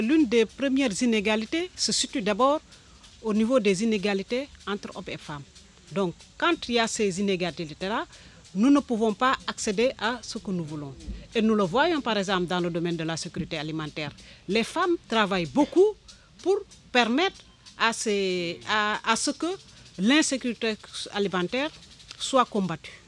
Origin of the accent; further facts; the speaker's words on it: Senegal; Je viens du Sénégal